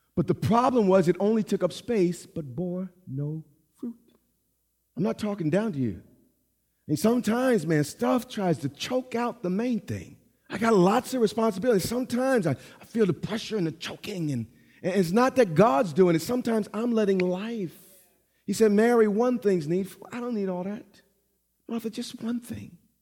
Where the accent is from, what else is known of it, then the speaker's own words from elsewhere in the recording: New York, United States; I'm from New York.